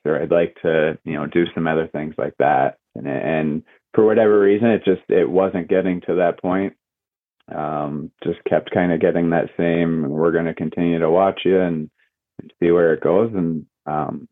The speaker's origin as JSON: {"language": "English", "town": "Barrie", "region": "Ontario", "country": "Canada", "tie": "born or raised there", "also_born_or_lived": "Huntsville", "moved": "as an adult", "lives_now": "Oswego, United States", "said": "I grew up in Barrie"}